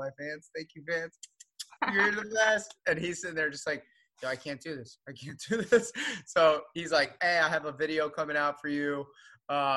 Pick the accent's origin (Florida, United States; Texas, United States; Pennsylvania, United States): Florida, United States; now in Los Angeles, United States; I'm from Florida, but I live in LA now